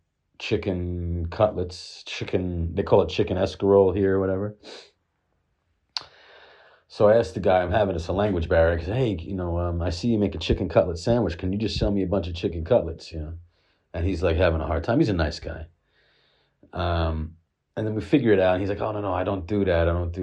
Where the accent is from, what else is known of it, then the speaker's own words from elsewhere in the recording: United States; moved away as an adult; now in London, United Kingdom; Because of my accent, because I'm an American, and because I look like a little fluffy Jew